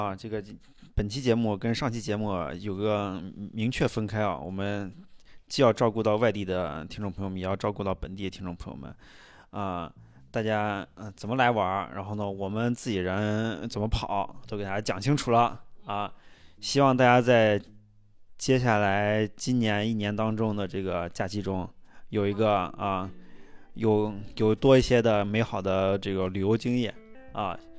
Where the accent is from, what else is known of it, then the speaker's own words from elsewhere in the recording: Xi'an, Shaanxi, China; 太平峪，大家就是作为西安人啊，人生人生中去过一两次就行了。